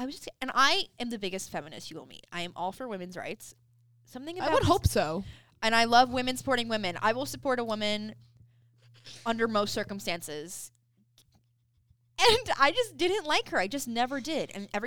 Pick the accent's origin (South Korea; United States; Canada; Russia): Canada; We're both Canadian.